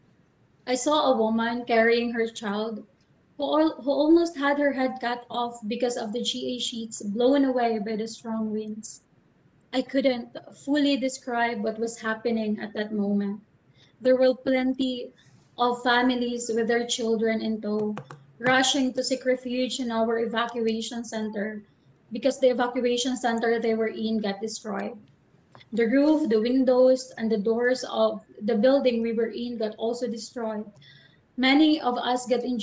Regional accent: Salcedo, Eastern Visayas, Philippines; I grew up in Materino, Salcedo, Eastern Samar, with fond memories of a happy childhood

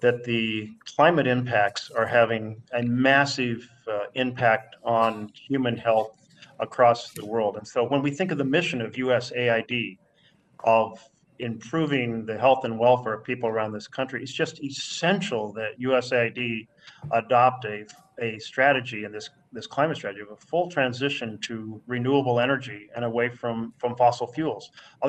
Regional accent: Oregon, United States; the western part of the United States, where I come from Oregon.

